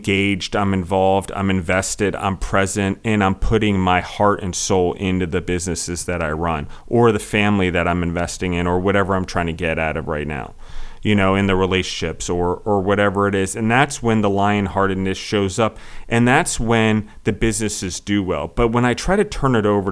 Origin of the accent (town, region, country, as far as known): United States